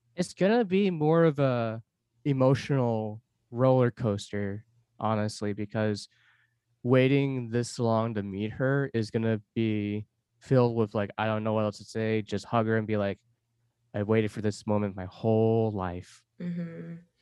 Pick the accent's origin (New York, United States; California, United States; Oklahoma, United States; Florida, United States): California, United States; Los Angeles; moved away as an adult; also born or lived in Seoul, South Korea; now in Portland, United States; I was adopted from Seoul, South Korea, four months old. I grew up in Los Angeles my whole life